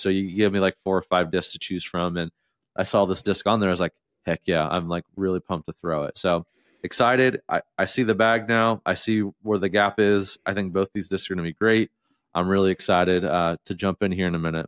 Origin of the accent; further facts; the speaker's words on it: Southeast Ohio, United States; moved away; I was from Southeast Ohio